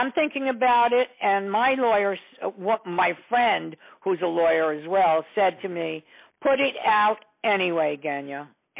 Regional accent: New York City, New York, United States; English is a second language; also born or lived in Poland; So I come from a pretty tough... I was brought up on the Lower East Side. I was a punk. I couldn't speak English. I learned how to speak English through music. And, you know, I come from Poland. And so being 7 years old at the time

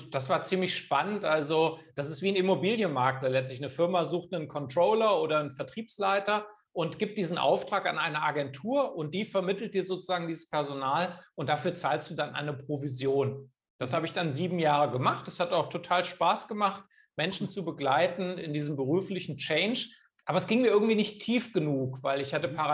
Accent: Kassel, Hesse, Germany; born there; studiert in Kassel, wo ich geboren bin, Wirtschaftswissenschaften

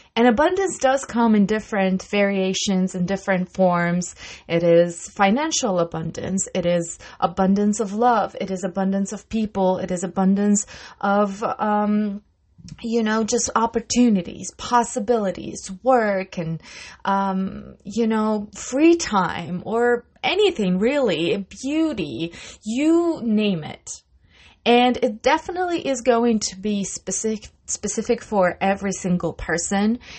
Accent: Russia; moved away; I come from Russia

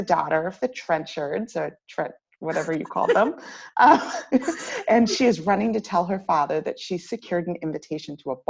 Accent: United States; I'm American

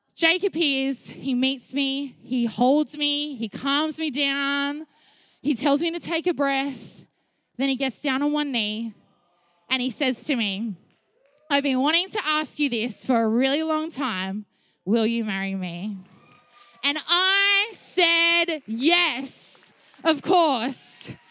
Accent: Sydney, New South Wales, Australia; also born or lived in Melbourne; When I was seven, my mum and I moved from Melbourne to Sydney

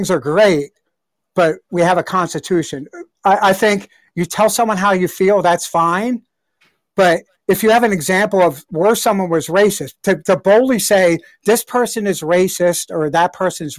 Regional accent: Pennsylvania, United States; I'm from Pennsylvania too

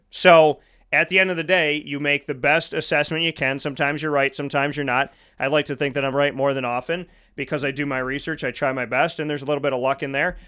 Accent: Syracuse, New York, United States; I grew up here.

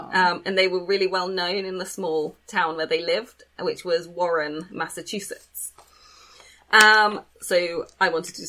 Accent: England, United Kingdom; We're not from America.

